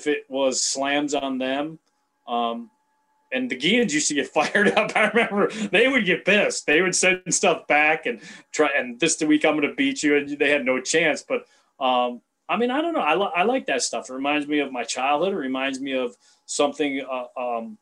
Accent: Cleveland, Ohio, United States; now in Chicago, United States; Growing up in Cleveland, I mean, Cleveland's kind of a different feel of the rest of Ohio

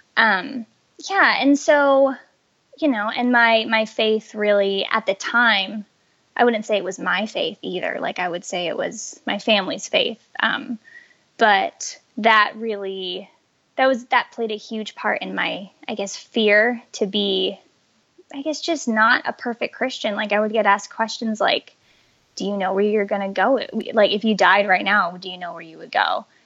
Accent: Colorado, United States; I grew up in Colorado

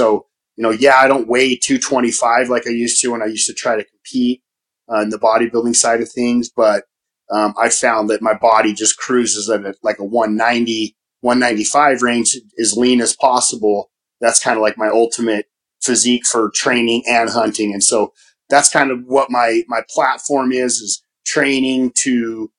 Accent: Utah, United States; growing up in Utah

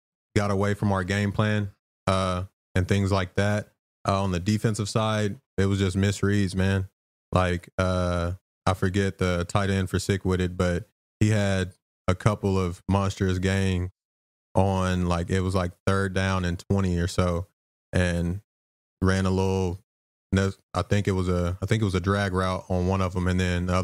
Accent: Arkansas, United States; moved away; back where I'm from, I'm from Arkansas

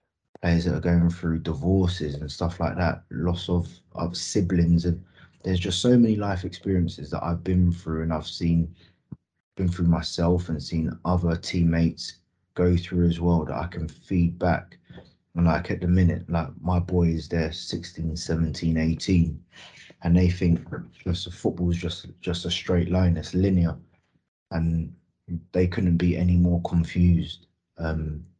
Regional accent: London, United Kingdom; moved away as an adult; also born or lived in Sheffield; being a London boy, the first time I moved away from London when I signed for Rotherham permanently

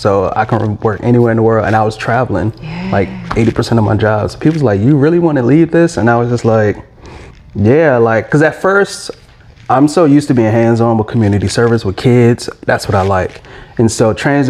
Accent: Alexandria, Virginia, United States; moved away as an adult; now in Atlanta, United States; I'm from Alexandria, Virginia. And then I recently moved to Atlanta in July

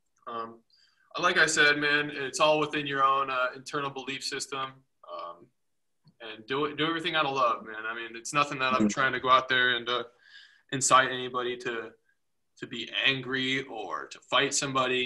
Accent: United States; where we live as an American

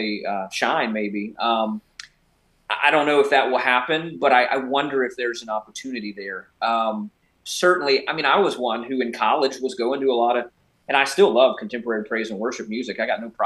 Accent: United States; as an American

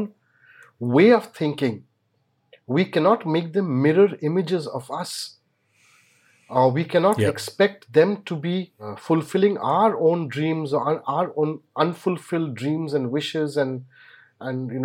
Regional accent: India; as an Indian parent

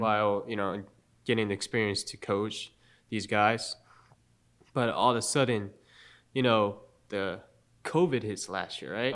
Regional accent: Japan; also born or lived in Charlotte, United States; now in Statesboro, United States; I've always actually wanted to live in Japan again. Mm-hmm. You know, because I I love my home country

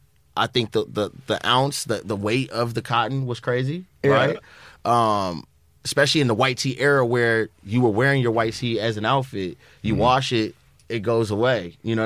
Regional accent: Los Angeles, California, United States; being from the West, from L.A.

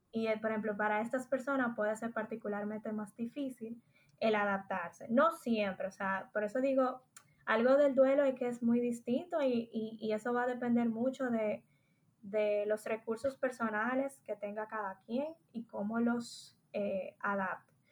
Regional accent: Dominican Republic; moved away; also born or lived in Spain; soy dominicana

